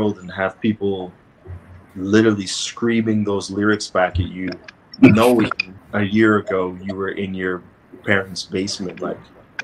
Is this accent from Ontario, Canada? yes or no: yes; Toronto, Ontario, Canada; born or raised there